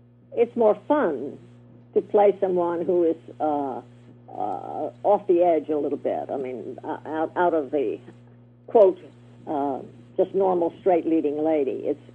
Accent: the South, United States; accent: Southern; I could use my Southern accent, which was nice, which I worked so hard to get rid of.

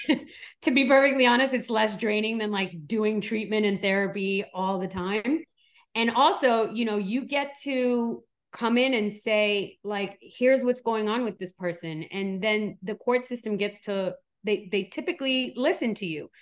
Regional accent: New York, United States; also born or lived in Switzerland; now in Miami, United States; I was born in Switzerland, raised in New York, and now I live in Miami

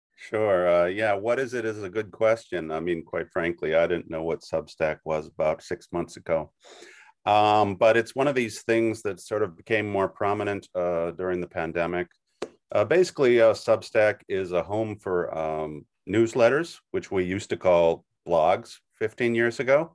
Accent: Wisconsin, United States; moved away as an adult; now in New York, United States; I'm originally from Wisconsin. I've lived in New York about thirty years

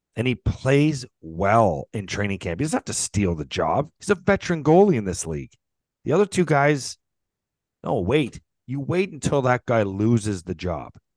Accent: St. Catharines, Ontario, Canada; I grew up in Saint Catharines.

